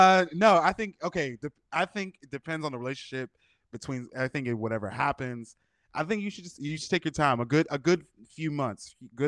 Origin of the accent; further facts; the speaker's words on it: Pittsburgh, Pennsylvania, United States; now in Los Angeles, United States; I'm from Pittsburgh, but now I live in LA.